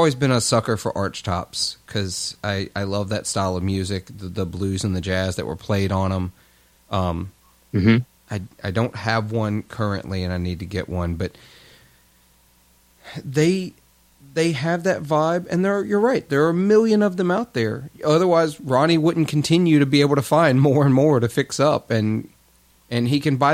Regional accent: Clarksdale, Mississippi, United States; my hometown in Clarksdale

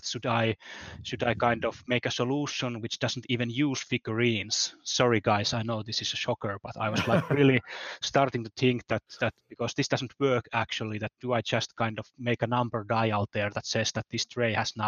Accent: Finland; I'm from Finland

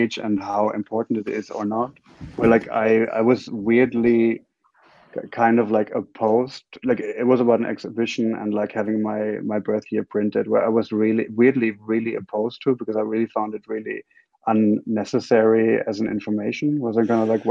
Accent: Bavaria, Germany; also born or lived in Frankfurt; I was born in Frankfurt, and then they moved me to this tiny little place in Bavaria

